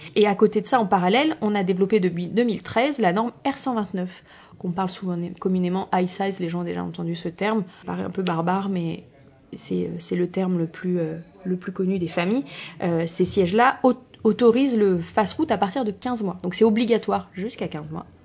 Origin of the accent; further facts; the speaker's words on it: France; chez nous en France